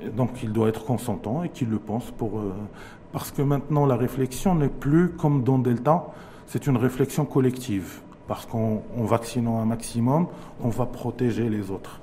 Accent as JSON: {"language": "French", "country": "Morocco", "said": "chez nous au Maroc"}